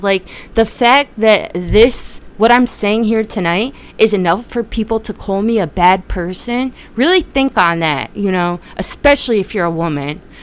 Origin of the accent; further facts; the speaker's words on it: New Jersey, United States; I'm from Jersey